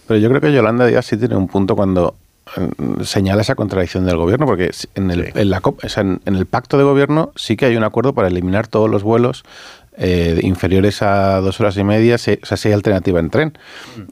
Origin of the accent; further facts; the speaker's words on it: Mallorca, Balearic Islands, Spain; como mallorquín que soy